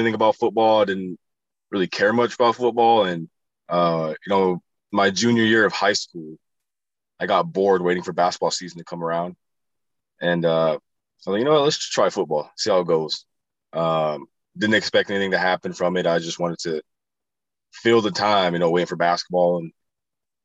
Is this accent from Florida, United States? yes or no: no; Pine Ridge Indian Reservation, South Dakota, United States; moved away; also born or lived in Phoenix, Arizona / Albuquerque, New Mexico; So I was born and raised in South Dakota, the Pine Ridge Indian Reservation